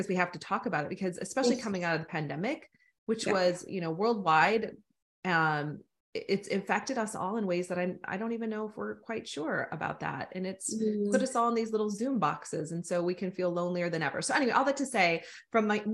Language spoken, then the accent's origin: English; United States; accent: American; I have an American accent